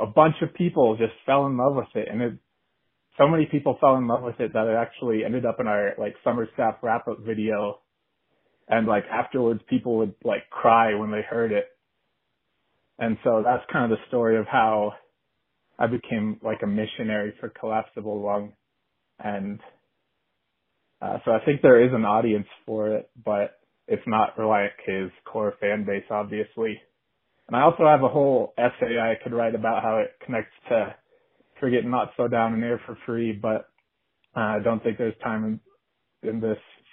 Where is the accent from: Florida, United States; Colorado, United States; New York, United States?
Colorado, United States; I'm from Colorado